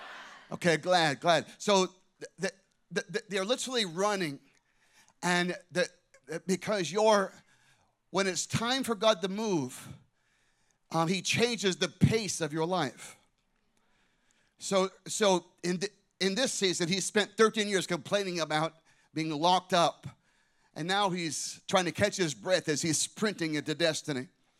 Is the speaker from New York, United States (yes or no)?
no; Scottsdale, Arizona, United States; Scottsdale, Arizona, my hometown